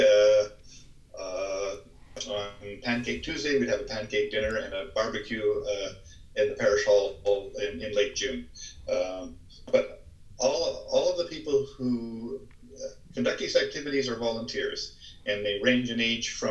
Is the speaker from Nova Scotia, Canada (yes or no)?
no; Ottawa Valley, Ontario, Canada; moved away as an adult; also born or lived in Hamilton, Ontario; now in Toronto, Canada; my father moved us up to the Ottawa Valley